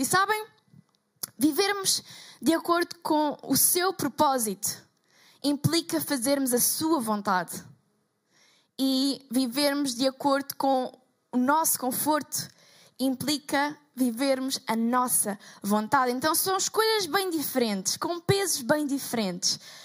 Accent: Portugal; sou portuguesa

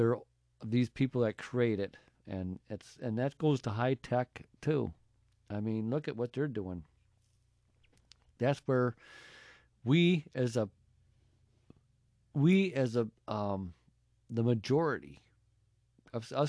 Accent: United States; we're American people

